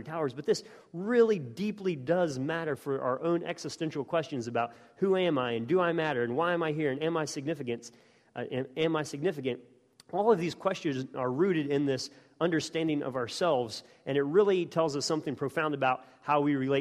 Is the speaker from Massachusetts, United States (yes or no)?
no; West Virginia, United States; moved away as an adult; also born or lived in Oxford, United Kingdom; growing up in West Virginia and then being in Oxford